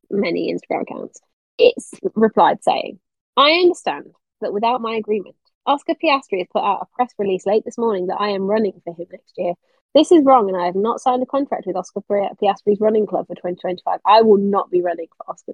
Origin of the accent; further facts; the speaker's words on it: United Kingdom; I'm a Brit.